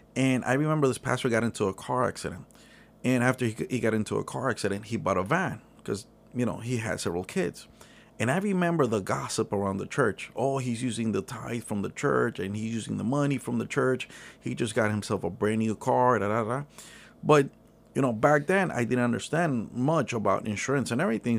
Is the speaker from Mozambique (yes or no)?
no; Nicaragua; now in United States; I'm originally from Nicaragua